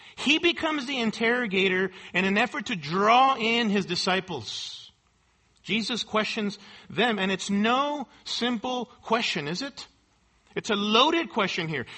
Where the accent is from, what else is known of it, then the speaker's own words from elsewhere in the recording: United States; Americans here in our country